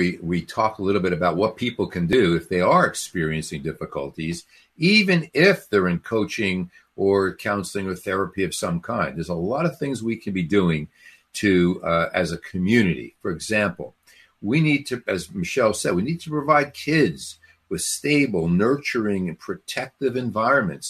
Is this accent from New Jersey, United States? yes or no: yes; Newark, New Jersey, United States; I grew up in Newark, New Jersey